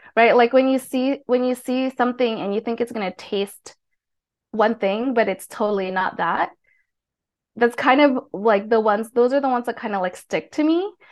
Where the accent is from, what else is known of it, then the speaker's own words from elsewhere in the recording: Hawaii, United States; moved away as an adult; also born or lived in Philippines / South Korea; now in Tbilisi, Georgia; I grew up in Hawaii